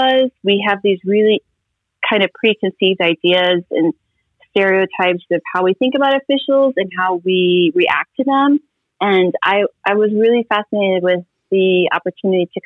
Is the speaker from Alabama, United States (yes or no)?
no; Nebraska, United States; I'm from a really small town in Nebraska.